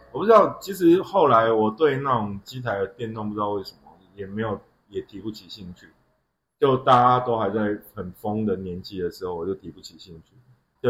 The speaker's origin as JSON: {"language": "Chinese", "region": "Yunlin County", "country": "Taiwan", "also_born_or_lived": "Xinzhuang, New Taipei", "moved": "yes", "said": "我们那边有一另外一个小镇叫土库"}